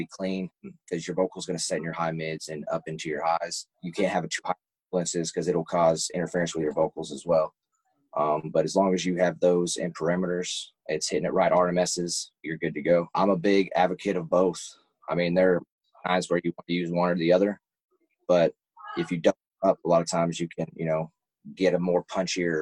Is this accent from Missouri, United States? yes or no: yes; Columbia, Missouri, United States; I'm from Columbia, Missouri